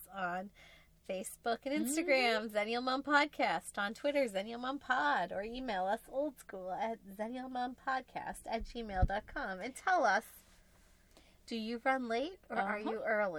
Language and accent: English; United States; we're American.